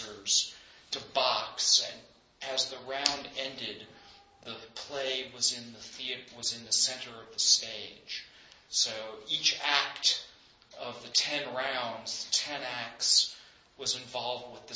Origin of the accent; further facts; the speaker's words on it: New York City, New York, United States; I was 16 at the time, growing up in New York City.